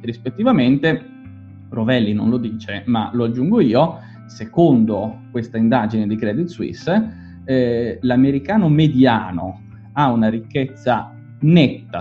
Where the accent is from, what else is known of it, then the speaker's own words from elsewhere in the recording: Genoa, Liguria, Italy; Io sono di Genova